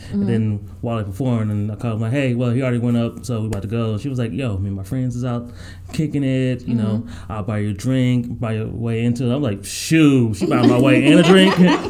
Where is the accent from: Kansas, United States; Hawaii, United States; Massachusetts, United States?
Hawaii, United States; Pearl Harbor; I was born in Pearl Harbor.